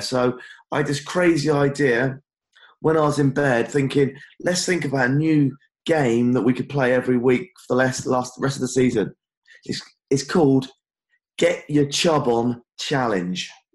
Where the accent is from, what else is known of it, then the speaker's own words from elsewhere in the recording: Cornwall, South West England, United Kingdom; Cornwall's uh, lovely, mate. Down here in my home area, my hometown